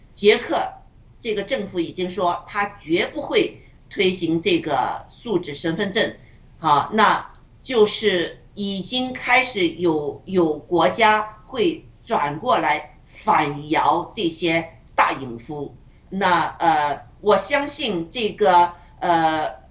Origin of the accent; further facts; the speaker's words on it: China; 我们中国人